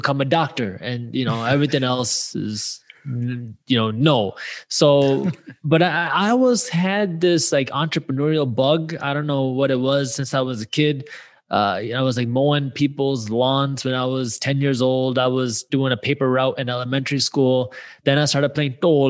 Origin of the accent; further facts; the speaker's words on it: Michigan, United States; I grew up in the Michigan area.